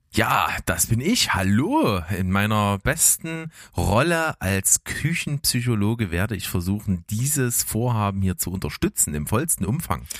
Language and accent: German; Naunhof, Saxony, Germany; ich bin ja aufgewachsen in Nauenhof